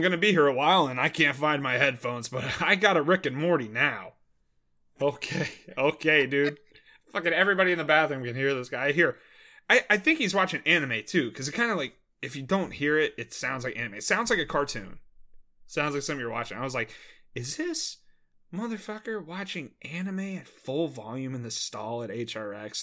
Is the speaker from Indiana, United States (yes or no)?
no; Maryland, United States; moved away; one of my buddies from back home, I'm from Maryland, uh, one of my buddies that I played high school baseball